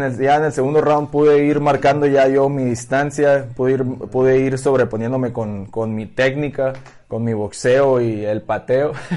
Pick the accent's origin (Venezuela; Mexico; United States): Mexico; Ahorita estamos muchos mexicanos ahí